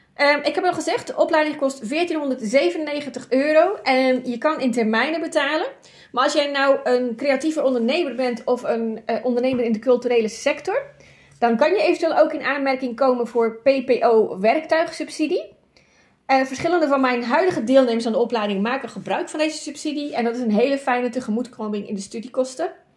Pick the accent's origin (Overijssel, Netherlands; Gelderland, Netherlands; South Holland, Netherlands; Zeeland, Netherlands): Zeeland, Netherlands; Ik ben een Zeeuwse. Water is altijd dichtbij.